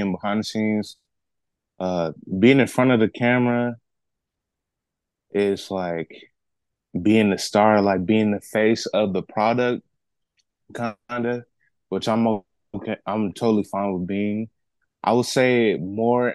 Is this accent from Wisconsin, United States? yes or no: yes; Milwaukee, Wisconsin, United States; now in Texas, United States; I live in Texas. I'm actually from Milwaukee, Wisconsin.